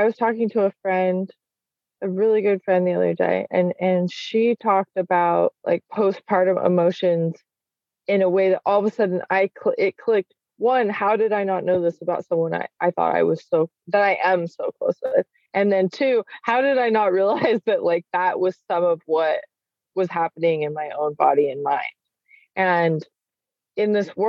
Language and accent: English; Salt Lake City, Utah, United States; now in Washington, United States; I grew up in Salt Lake City where there are large families